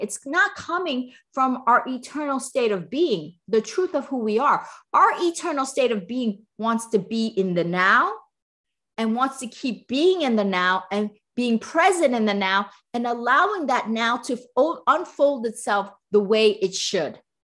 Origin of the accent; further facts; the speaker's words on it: East Coast, United States; now in Southern California, United States; I'm from the East Coast